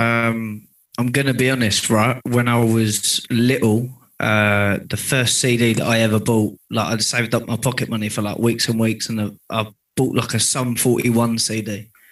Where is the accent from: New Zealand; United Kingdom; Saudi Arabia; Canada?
United Kingdom; Hockley, East of England; I was from Hockley, which is just down the road from Rayleigh